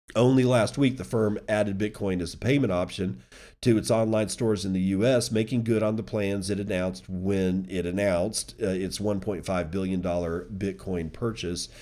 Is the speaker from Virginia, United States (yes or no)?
yes; Virginia, United States; James Madison University, which is a university in my home state that I was planning on attending